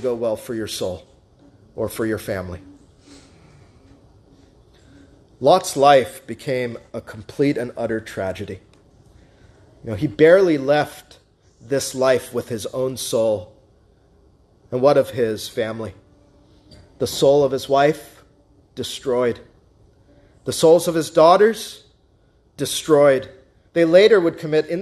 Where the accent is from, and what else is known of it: United States